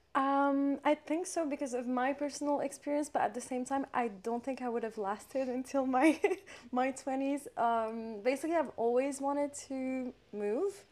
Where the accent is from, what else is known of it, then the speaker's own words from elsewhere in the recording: Morocco; moved away as an adult; growing up in Morocco